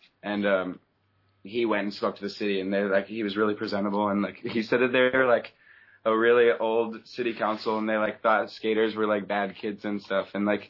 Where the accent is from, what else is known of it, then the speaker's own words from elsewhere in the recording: Orange County, Southern California, United States; I grew up in Southern California, like Orange County.